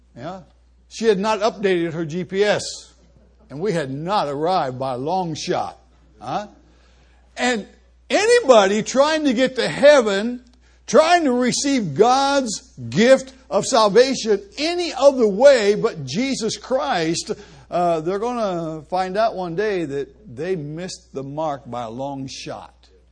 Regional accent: Columbus, Ohio, United States; moved away as an adult; now in Argentina; I grew up in Columbus, right next door to a church.

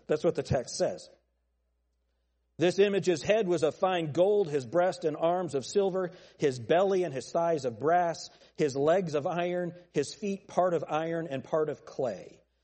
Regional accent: United States; I'm American

